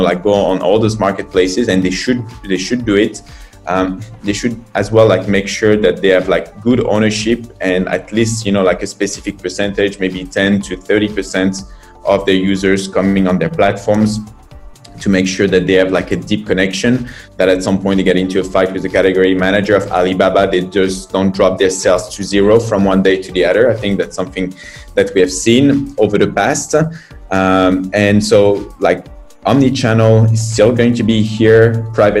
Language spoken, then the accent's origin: English; France; moved away as an adult; now in China